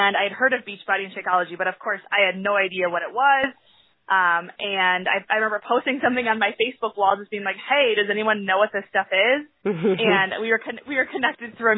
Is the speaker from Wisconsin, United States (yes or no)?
yes; Sheboygan, Wisconsin, United States; I'm from Sheboygan, Wisconsin